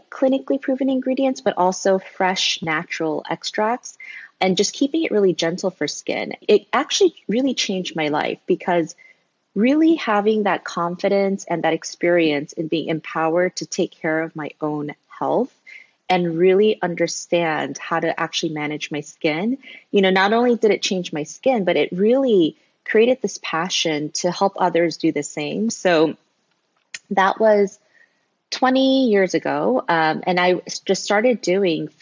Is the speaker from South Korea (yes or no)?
yes; South Korea; moved away as an adult; now in United States; I was born in Korea. Then I moved to the States when I was a little baby. And then I actually moved back to Korea when I was finishing up elementary school. So I grew up in Korea all the way until college when I moved back to the US.